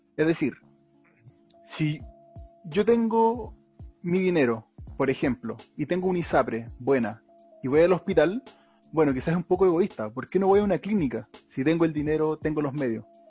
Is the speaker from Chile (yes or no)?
yes; Melipilla, Santiago Metropolitan Region, Chile; los que somos de Melipilla